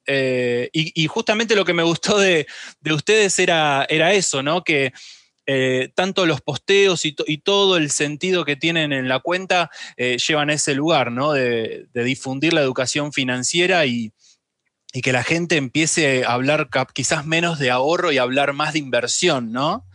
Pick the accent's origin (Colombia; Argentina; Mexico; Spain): Argentina; la Argentina, que es donde, de donde soy, donde vivo y todo